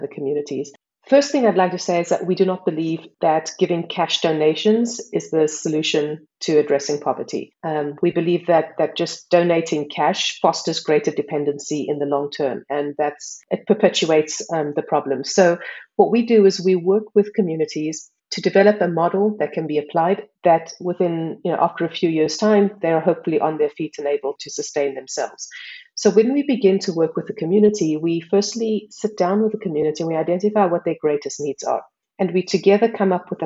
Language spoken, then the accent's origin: English; South Africa; moved away as an adult; now in Switzerland; I'm South African. I've been living in Switzerland for more than 10 years